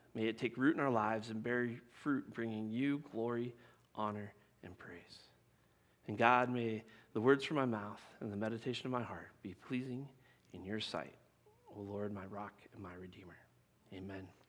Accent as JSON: {"language": "English", "region": "Colorado", "country": "United States", "tie": "born or raised there", "said": "I grew up in Colorado."}